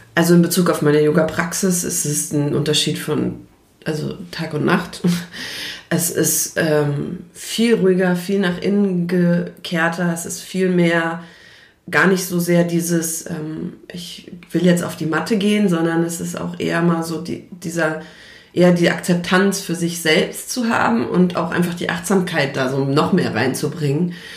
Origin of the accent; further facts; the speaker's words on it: Frankfurt, Hesse, Germany; ich komme aus Frankfurt, beziehungsweise aus der Umgebung von Frankfurt